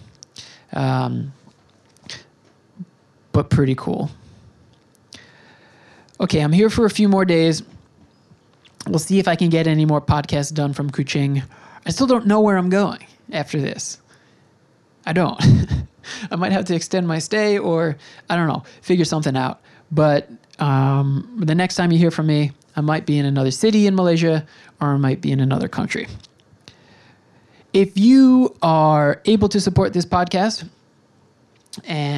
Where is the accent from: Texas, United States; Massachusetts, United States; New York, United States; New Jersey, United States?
New York, United States; I'm from New York